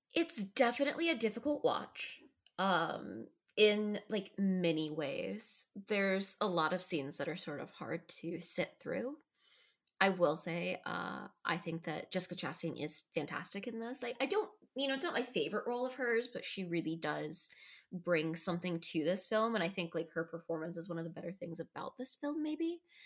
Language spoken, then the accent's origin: English; United States; as an American